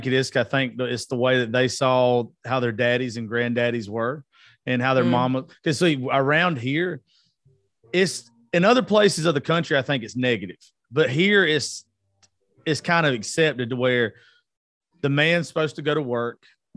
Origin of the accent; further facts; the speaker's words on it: the South, United States; I'm from the South and we're taught growing up for the majority, you know, shut up